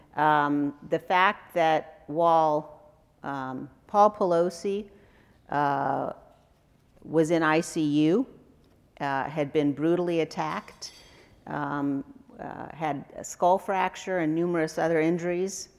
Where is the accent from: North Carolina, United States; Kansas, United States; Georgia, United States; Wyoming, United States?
Wyoming, United States; I'm a conservative from Wyoming